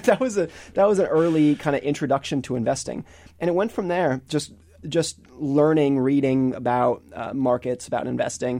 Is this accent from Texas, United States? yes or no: no; Lake Tahoe, California, United States; I grew up in Lake Tahoe, California